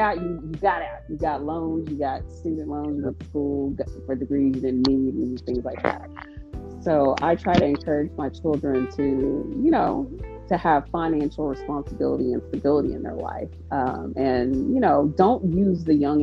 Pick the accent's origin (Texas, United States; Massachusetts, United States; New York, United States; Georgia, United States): Texas, United States; I'm from Texas, and well, anyways, I am a Texan